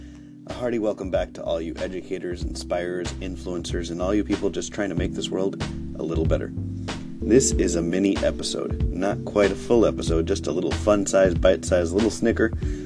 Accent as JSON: {"language": "English", "town": "New York City", "region": "New York", "country": "United States", "tie": "born or raised there", "first_language": "Spanish", "second_language": "English", "said": "I grew up here in the United States speaking English, which is true, but I probably meant to also add that I spoke Spanish. In fact, Spanish was my first language, and then I learned English from preschool and kindergarten."}